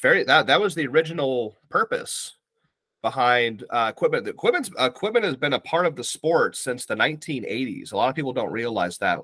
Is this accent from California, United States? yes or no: no; Ohio, United States; now in Virginia, United States; I currently reside in Virginia, here in the states on the East Coast. Um, I'm originally from Ohio